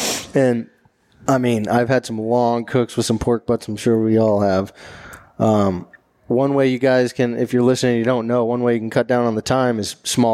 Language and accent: English; right outside Dallas, Texas, United States; moved away as an adult; now in Massachusetts, United States; I grew up right outside Dallas, Texas, and I have never heard of a Boston butt until I moved up here.